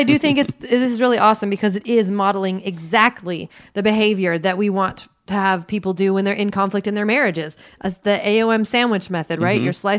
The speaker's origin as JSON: {"language": "English", "country": "United States", "said": "I'm from Washington, let me say."}